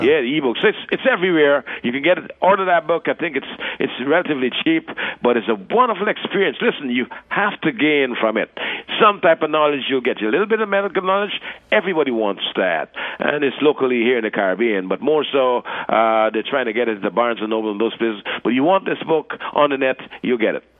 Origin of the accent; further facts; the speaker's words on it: New York City, New York, United States; also born or lived in Guyana; growing up in New York, what it is about in Brooklyn, Flatbush Avenue